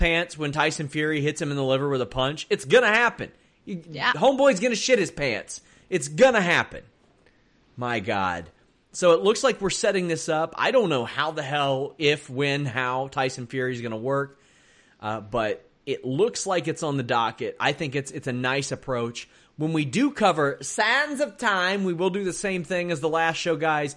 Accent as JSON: {"language": "English", "town": "Maysville", "region": "Kentucky", "country": "United States", "tie": "born or raised there", "said": "my area, the Maysville, Kentucky area"}